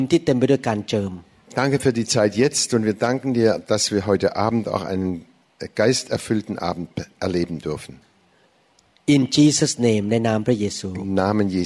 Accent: United States; now in Germany; sie wussten es ist keine äh, thailändische Gemeinde sondern ich bin auch in, als Amerikaner hier äh, zu Hause

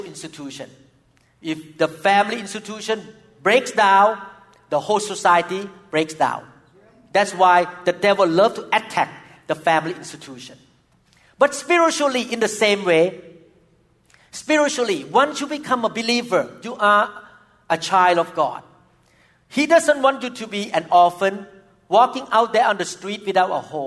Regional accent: Thailand; moved away; when I was growing up in Thailand as a young boy

